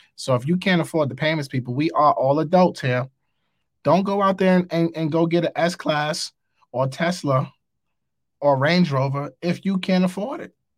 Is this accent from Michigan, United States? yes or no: no; New York City, New York, United States; I'm from New York. I live in New York